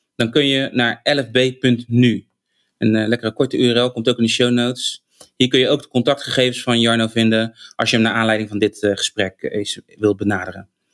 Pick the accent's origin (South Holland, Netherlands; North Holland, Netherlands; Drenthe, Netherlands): South Holland, Netherlands; Rotterdam